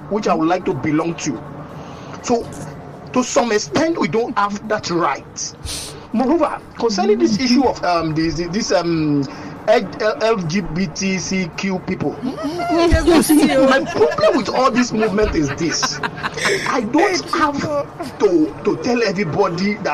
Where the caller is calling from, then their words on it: Lagos, Nigeria; I'm calling you from Lekki